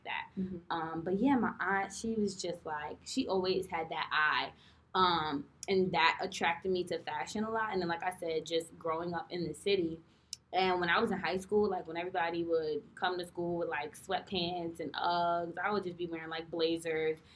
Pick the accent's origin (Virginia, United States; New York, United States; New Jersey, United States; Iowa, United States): New York, United States; New York City; I'm from New York City